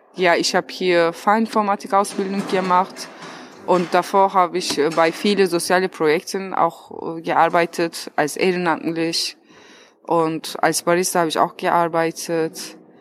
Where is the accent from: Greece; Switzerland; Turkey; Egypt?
Turkey; German is a second language; now in Berlin, Germany; ich bin 31 Jahre alt, ich komme aus der Türkei